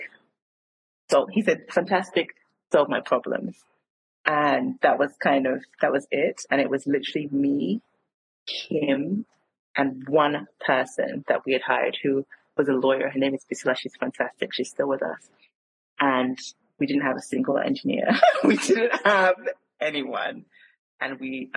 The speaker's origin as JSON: {"language": "English", "town": "Croydon", "region": "London", "country": "United Kingdom", "tie": "born or raised there", "also_born_or_lived": "United States / South Africa / Nigeria", "moved": "as an adult", "said": "I'm Nigerian, actually, but raised in South London. So I was raised in Croydon"}